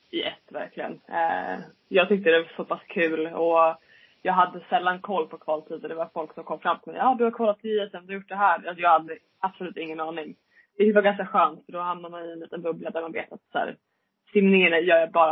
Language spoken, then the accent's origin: Swedish; Leksand, Dalarna County, Sweden; Nej, jag är född i Leksand.